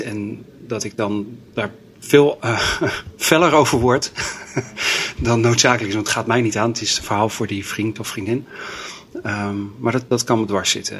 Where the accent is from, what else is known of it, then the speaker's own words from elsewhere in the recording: Delft, South Holland, Netherlands; moved away as an adult; now in Groningen, Netherlands; opgegroeid in Delft